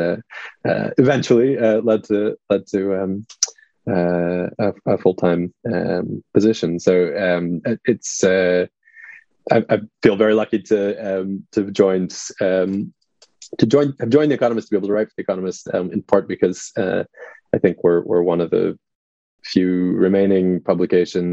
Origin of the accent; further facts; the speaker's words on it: United States; also born or lived in Moscow, Russia; now in Tokyo, Japan; I'm an American.